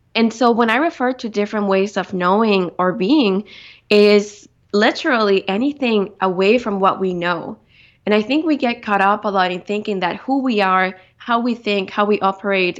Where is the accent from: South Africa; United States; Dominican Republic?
Dominican Republic; moved away as an adult; also born or lived in Victoria, Canada; being born and raised in the Dominican Republic, I grew up, uh, mostly outdoors